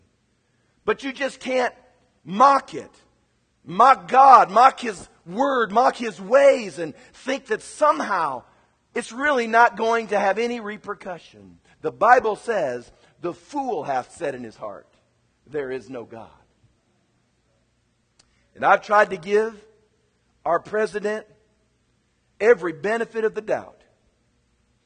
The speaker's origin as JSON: {"language": "English", "region": "Kansas", "country": "United States", "moved": "yes", "said": "my home state of Kansas"}